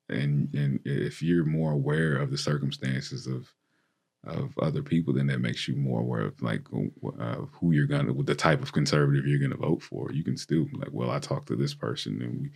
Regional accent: Tennessee, United States; Tennessee, my home state

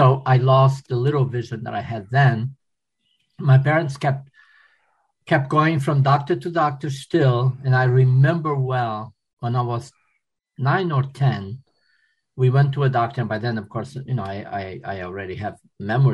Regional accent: Portugal; also born or lived in Philadelphia, United States; now in United States; I was born in Portugal

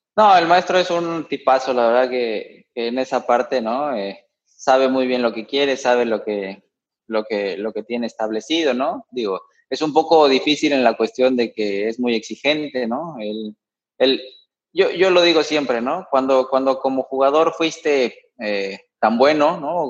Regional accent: Mexico City, Mexico; yo, soy de la Ciudad de México, ¿no? Ahí nací

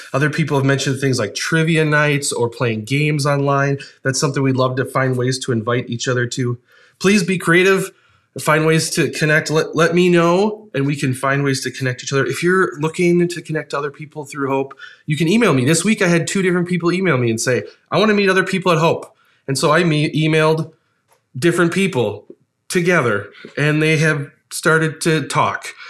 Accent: Ohio, United States; moved away; spent some time as a kid living in Ohio

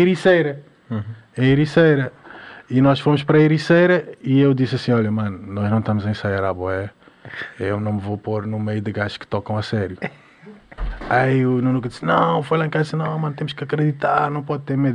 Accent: Mindelo, São Vicente, Cape Verde; now in Portugal; Em Cabo Verde, pronto, desde criança és acostumado a ouvir reggae

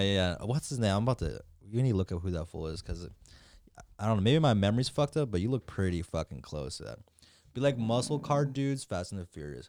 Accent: Michoacán, Mexico; I'm from Michoacan.

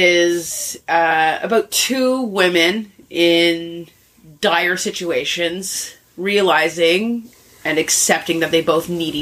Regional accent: Vancouver, British Columbia, Canada; I'm from Vancouver.

